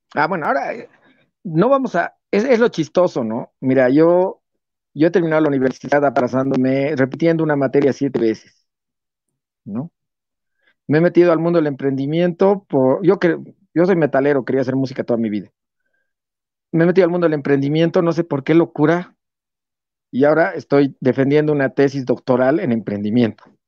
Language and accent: Spanish; Bolivia; Yo, yo amo, amo, amo mi país